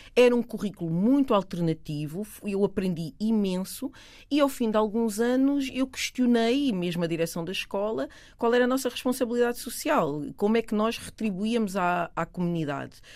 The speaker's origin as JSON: {"language": "Portuguese", "country": "Portugal", "tie": "born or raised there", "said": "Eu nasci em Portugal. Os meus pais são de Cabo Verde"}